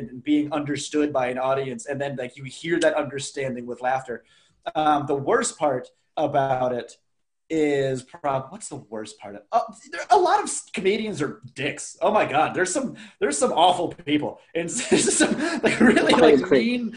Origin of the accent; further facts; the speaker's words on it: Raleigh, North Carolina, United States; I grew up in Raleigh, North Carolina, and I like didn't travel.